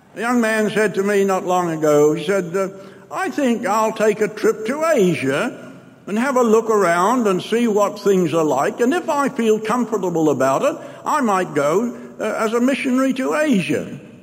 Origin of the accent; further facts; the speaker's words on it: New Zealand; I'm from New Zealand